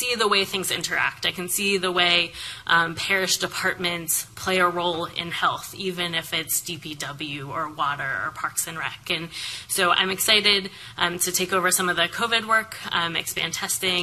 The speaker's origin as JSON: {"language": "English", "region": "rural central Pennsylvania", "country": "United States", "tie": "born or raised there", "moved": "as an adult", "lives_now": "New Orleans, United States", "said": "I'm not from Louisiana originally. I grew up in a rural area of central Pennsylvania, but I've lived in New Orleans"}